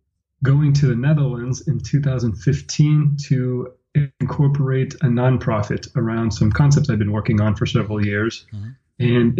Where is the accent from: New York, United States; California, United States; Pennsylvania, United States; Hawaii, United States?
California, United States; moved away as an adult; also born or lived in New Mexico / Vermont / Washington, D.C. / Michigan; now in Spain; Originally, I come from California, and even there, I grew up in the northern and the central part of the state, which are different culturally, just as far as the West Coast. My adolescence and early adulthood were spent in the Central Valley, which is pretty conservative